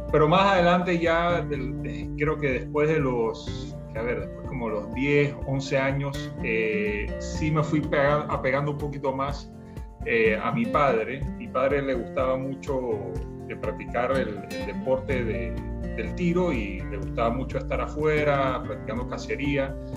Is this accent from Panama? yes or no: yes; Panama; soy panameño